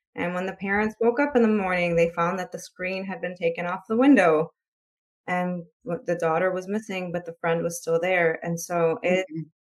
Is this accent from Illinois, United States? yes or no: yes; Chicago, Illinois, United States; I'm from Chicago, so I live in a city